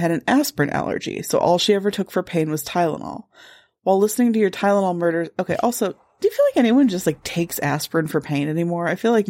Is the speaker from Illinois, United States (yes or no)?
yes; Lombard, Illinois, United States; I grew up in Lombard, Illinois.